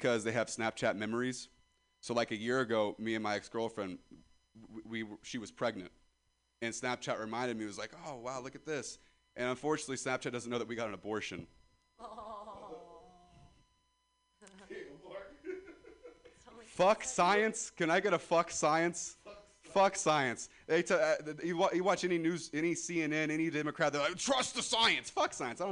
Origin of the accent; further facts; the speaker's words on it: Ripon, California, United States; I'm from Ripon, California